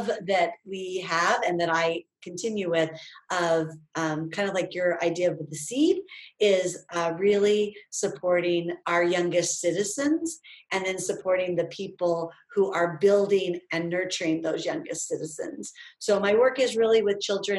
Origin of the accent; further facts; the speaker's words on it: Idaho, United States; moved away as an adult; also born or lived in Oregon; now in Ohio, United States; I grew up in the West. So I grew up in Idaho